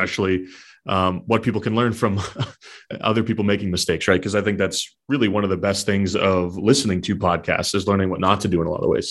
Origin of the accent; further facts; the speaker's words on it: southern New Hampshire, United States; born and raised in New Hampshire, so southern New Hampshire by the Massachusetts border